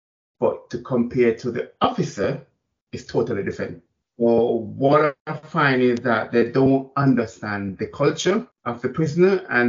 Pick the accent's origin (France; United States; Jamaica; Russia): Jamaica; now in England, United Kingdom; We're coming from Jamaica and coming to England and start working in the prison service.